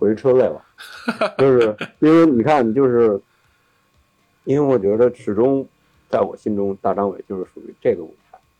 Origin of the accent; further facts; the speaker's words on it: Beijing, China; 就是北京孩子那种怂的气质啊，就我们北京人的那种见面就害羞那种气质